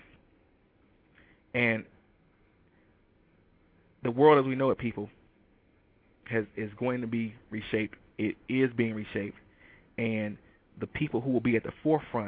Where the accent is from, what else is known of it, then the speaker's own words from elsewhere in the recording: Detroit, Michigan, United States; moved away; I'm from Detroit